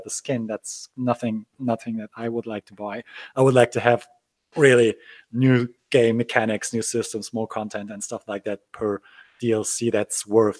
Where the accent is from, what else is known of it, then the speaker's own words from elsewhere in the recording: Gdańsk, Pomeranian Voivodeship, Poland; I'm actually from Poland. I was born in Danzig, which used to be German also